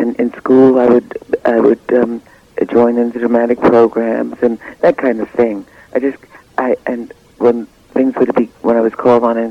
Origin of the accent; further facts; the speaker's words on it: New York City, New York, United States; also born or lived in Cleveland, Ohio; I was born in Cleveland, but raised in Harlem.